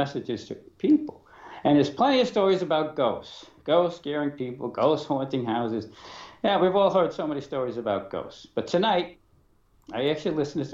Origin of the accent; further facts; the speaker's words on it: New York City, New York, United States; I was born in Brooklyn